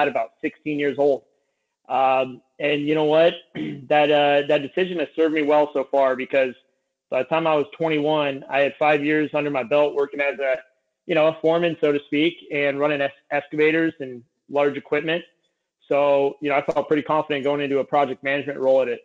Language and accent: English; Santa Cruz, California, United States; I grew up in Santa Cruz, California. I was raised on a ranch out here